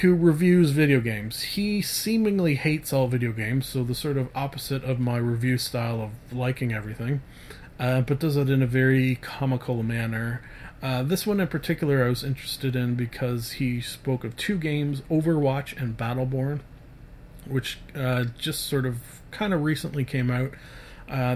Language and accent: English; Canada; I'm Canadian